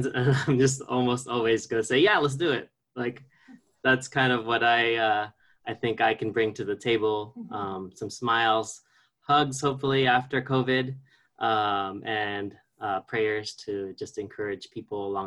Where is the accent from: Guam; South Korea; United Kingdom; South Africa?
Guam; moved away; also born or lived in Philippines; I was born in the Philippines and raised on Guam, so I consider myself an islander at heart